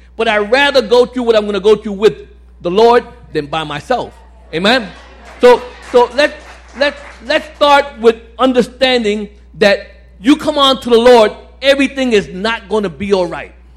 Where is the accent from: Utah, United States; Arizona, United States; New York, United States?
New York, United States; New York City; now in Staten Island, United States; I live in Staten Island, but uh, I grew up in Brooklyn, Bedford Stuyvesant, Williamsburg